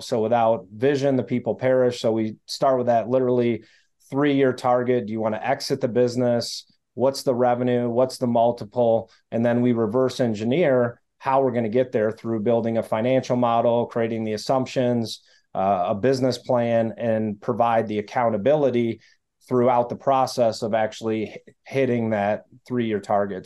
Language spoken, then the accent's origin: English; Detroit, Michigan, United States; I grew up in the Detroit area